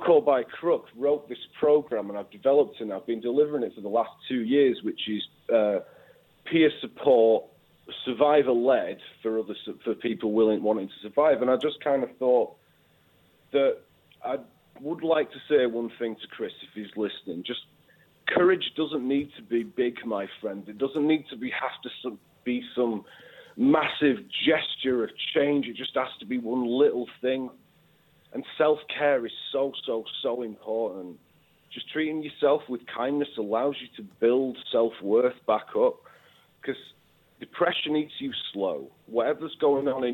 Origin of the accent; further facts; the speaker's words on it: the north of England, United Kingdom; accent: northern; I am northern.